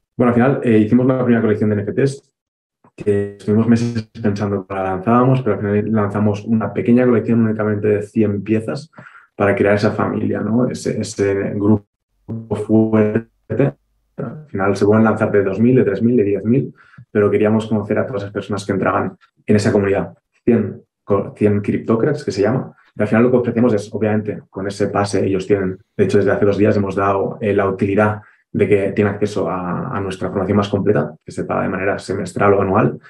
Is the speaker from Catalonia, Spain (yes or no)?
yes; Barcelona, Catalonia, Spain; moved away as an adult; now in Andorra; los que somos de Barcelona